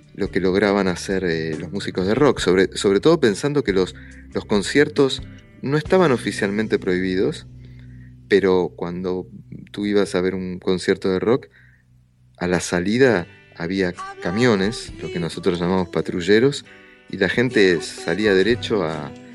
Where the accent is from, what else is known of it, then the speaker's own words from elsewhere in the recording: Argentina; crecimos en ese momento en Argentina